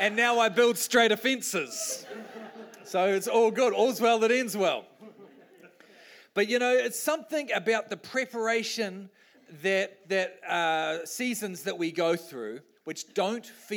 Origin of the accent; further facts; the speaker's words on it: New Zealand; I'm a Kiwi bloke.